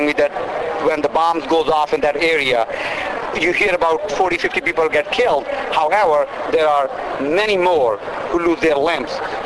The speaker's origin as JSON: {"language": "English", "country": "Pakistan", "moved": "yes", "lives_now": "Winter Park, United States", "said": "I reside in Winter Park, Florida, but I'm originally from Pakistan."}